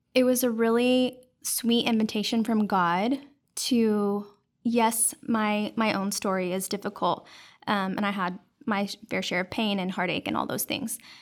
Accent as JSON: {"language": "English", "town": "Dallas", "region": "Texas", "country": "United States", "tie": "born or raised there", "said": "I grew up in Dallas, and I was actually raised by my grandparents"}